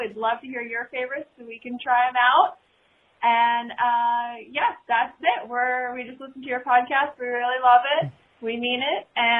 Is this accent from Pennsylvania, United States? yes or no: yes; Philadelphia, Pennsylvania, United States; We're from Philadelphia, though.